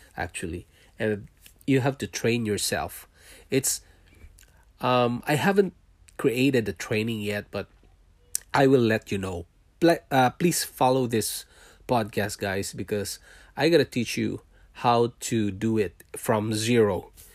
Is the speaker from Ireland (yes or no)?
no; Philippines; moved away as an adult; also born or lived in Singapore; now in Canada